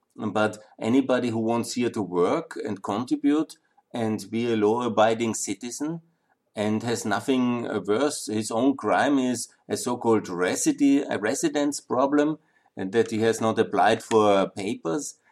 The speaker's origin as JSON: {"language": "English", "town": "Linz", "region": "Upper Austria", "country": "Austria", "also_born_or_lived": "Vienna", "moved": "as an adult", "said": "I remember when I came to studying in Vienna in 1990, I was surprised coming from Linz"}